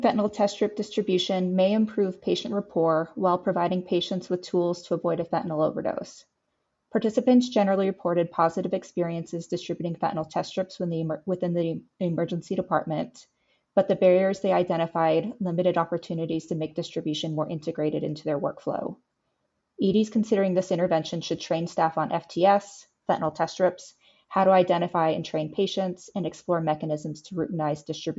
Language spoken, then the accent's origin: English; Texas, United States; now in Philadelphia, United States; I'm from Texas.